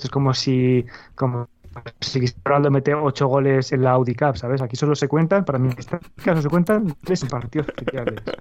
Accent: Valladolid, Castile and León, Spain; born there; Sí, perdón, nacido en Valladolid, efectivamente, no soy ciudadano del mundo.

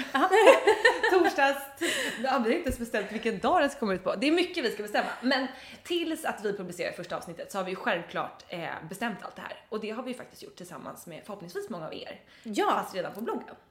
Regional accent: Dalarö, Stockholm County, Sweden; now in Stockholm, Sweden; på Dalarö där jag är uppvuxen.

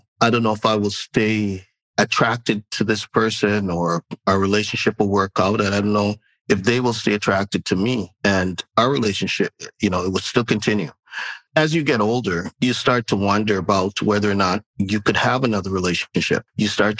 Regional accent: Jamaica; now in Canada; I'm a Jamaican

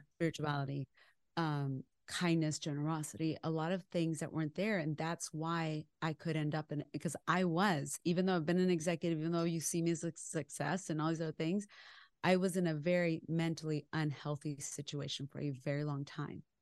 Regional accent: West Texas, United States; also born or lived in Chihuahua, Mexico (parents' origin); I am a girl that was born in West Texas

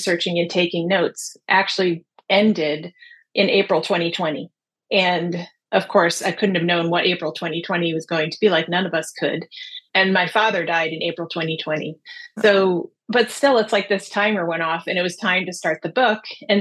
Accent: New Jersey, United States; I grew up in New Jersey

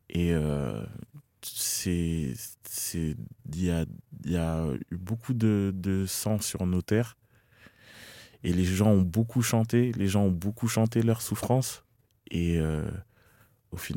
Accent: Cameroon; j'étais camerounais, que mes routes c'était ici, que j'arrivais et que c'était mon accent qui était différent.

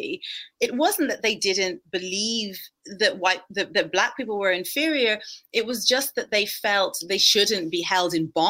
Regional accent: Ireland; I grew up, well, I'm Irish, and growing up in Ireland in the 1980s

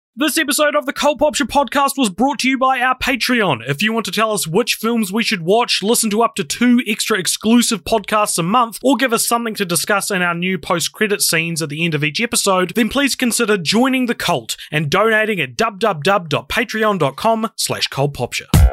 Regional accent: New Zealand

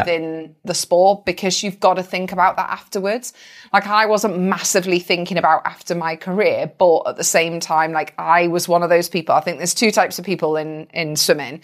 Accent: United Kingdom; I'm British

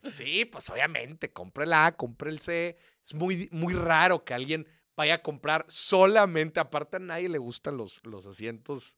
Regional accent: Mexico; soy de México

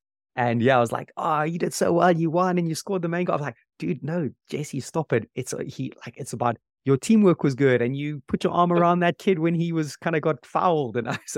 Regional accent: Zimbabwe; Simba Mwati, I grew up with him in Zimbabwe.

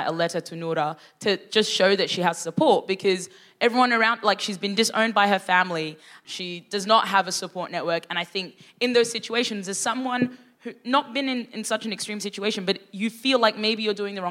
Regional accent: Sudan; I was born in Sudan

